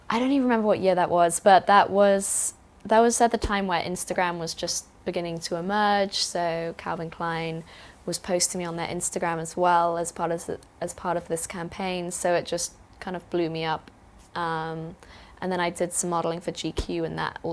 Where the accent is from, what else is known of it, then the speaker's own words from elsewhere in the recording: Winchester, South East England, United Kingdom; now in New York City, United States; I was born in the UK. I lived in a place called Winchester in Hampshire, and I had a great upbringing.